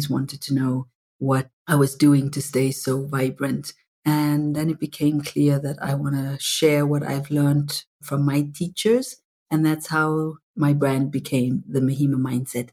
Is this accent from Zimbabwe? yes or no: yes; Zimbabwe; moved away; I was brought up in apartheid in Zimbabwe